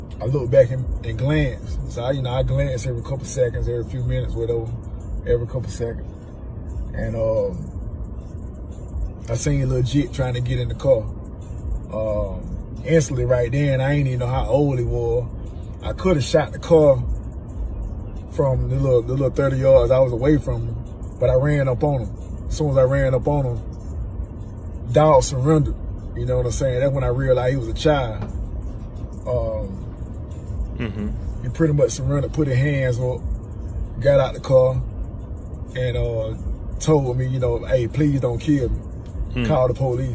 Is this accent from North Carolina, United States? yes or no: no; Macon, Georgia, United States; I'm from Macon. From Macon, Georgia. From the west side of Macon